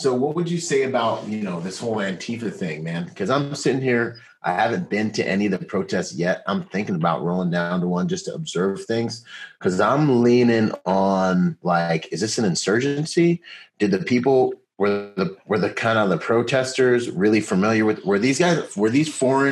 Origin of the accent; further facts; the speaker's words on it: United States; this is home